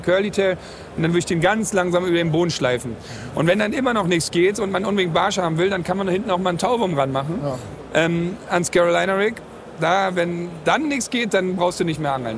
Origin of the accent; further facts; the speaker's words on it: Berlin, Germany; aus Berlin, 37 Jahre alt, also auch nicht mehr der Jüngste